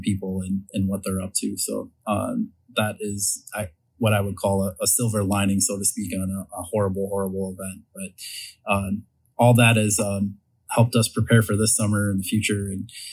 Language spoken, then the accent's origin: English; St. Paul, Minnesota, United States; like me growing up in St. Paul, all of us growing up in St. Paul